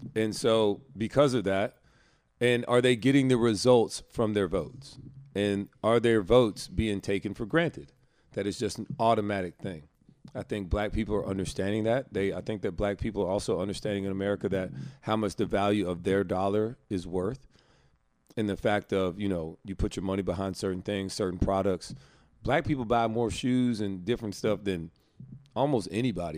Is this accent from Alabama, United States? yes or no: yes; Alabama, United States; moved away; my home state